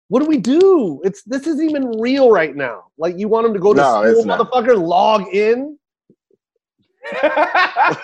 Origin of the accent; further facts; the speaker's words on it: Tacoma, Washington, United States; I'm from Tacoma.